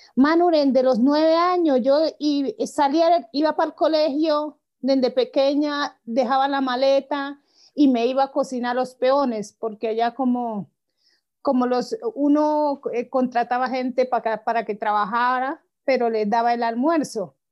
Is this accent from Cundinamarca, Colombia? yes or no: no; Guapi, Cauca, Colombia; yo nací en Guapis, Cauca, pero pues allá pues uno crece